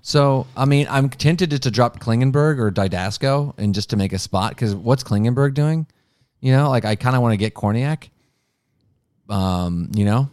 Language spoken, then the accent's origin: English; Columbus, Ohio, United States; I'm from Columbus